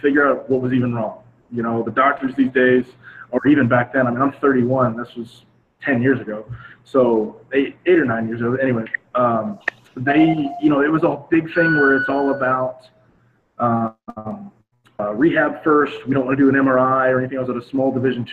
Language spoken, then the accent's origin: English; Northwest Florida, United States; moved away as an adult; now in San Diego, United States; I grew up in Northwest Florida